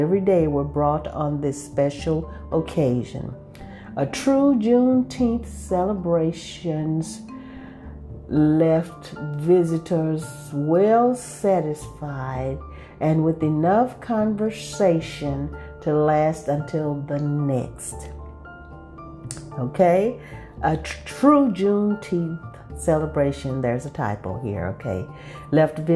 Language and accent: English; Texas, United States; I'm still a Texan